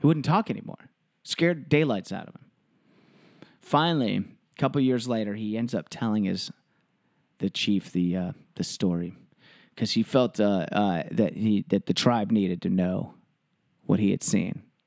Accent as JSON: {"language": "English", "region": "Texas", "country": "United States", "tie": "born or raised there", "also_born_or_lived": "Washington", "moved": "as an adult", "said": "I grew up in Texas"}